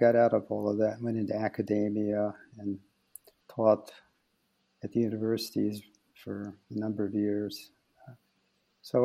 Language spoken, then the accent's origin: English; United States; moved away as an adult; now in Belgium; I'm an American playwright